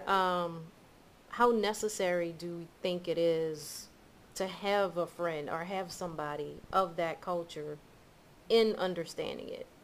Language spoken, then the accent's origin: English; the South, United States; as a black person growing up in the South